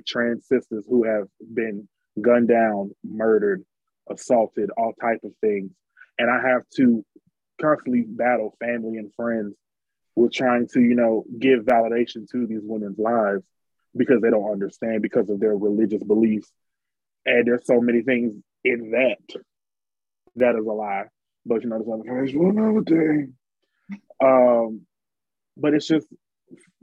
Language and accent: English; Atlanta, Georgia, United States; I love Atlanta. I'm from Atlanta. Bankheads on one.